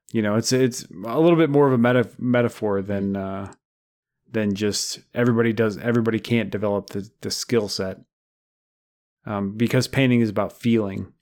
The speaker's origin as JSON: {"language": "English", "region": "Midwest", "country": "United States", "said": "we're from the Midwest"}